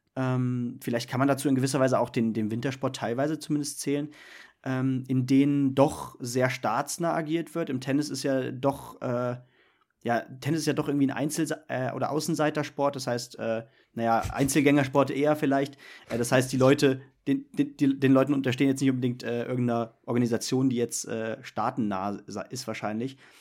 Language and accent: German; Germany; bei uns in Deutschland